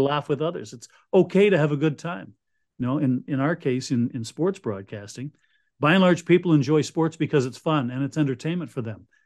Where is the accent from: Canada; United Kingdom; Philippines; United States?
Canada; Winnipeg, Manitoba; moved away as an adult; now in Ottawa, Canada; growing up in Winnipeg